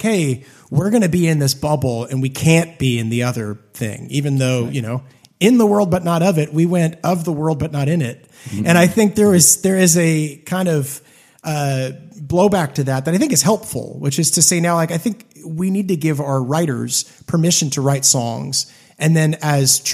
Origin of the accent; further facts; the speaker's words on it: Hamilton, Ontario, Canada; growing up in Hamilton, Canada